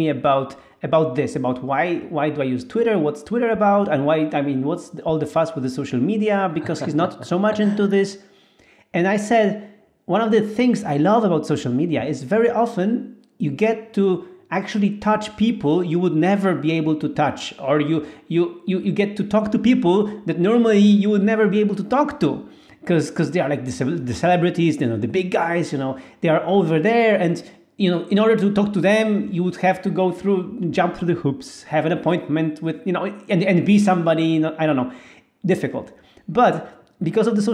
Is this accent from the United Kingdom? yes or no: no; Poland; I'm this guy from Poland